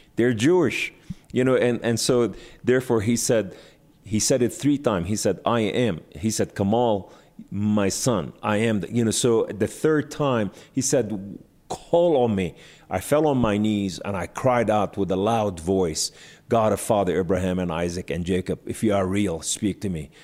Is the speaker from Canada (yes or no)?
no; Beirut, Beirut Governorate, Lebanon; I was born in Beirut, Lebanon, to Muslim Sunni family